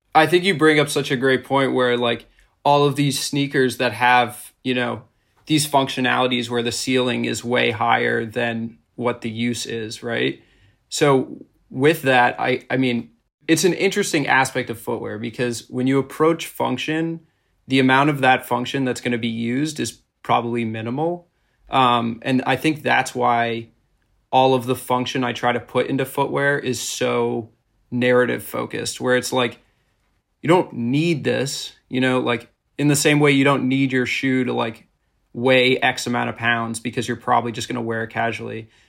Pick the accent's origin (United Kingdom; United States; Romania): United States; suburbs outside of Boston, Massachusetts; I grew up in Massachusetts, in the suburbs outside of Boston